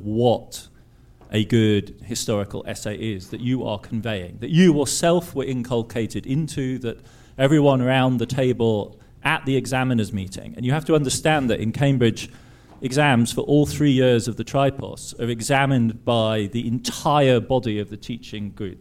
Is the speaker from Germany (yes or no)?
yes; Heidelberg, Baden-Württemberg, Germany; I grew up in Heidelberg, which is an intellectual academic town